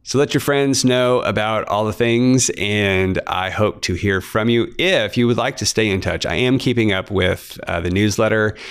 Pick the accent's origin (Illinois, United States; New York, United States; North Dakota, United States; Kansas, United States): Kansas, United States; Emporia; my hometown of Emporia, Kansas, and Emporia ain't that big.